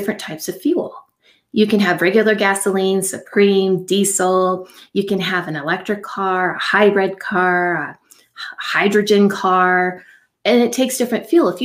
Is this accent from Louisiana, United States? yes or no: no; Silicon Valley, California, United States; I grew up in Silicon Valley